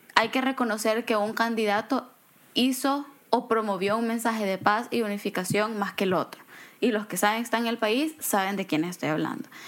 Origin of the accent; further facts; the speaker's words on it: El Salvador; moved away; siendo yo salvadoreña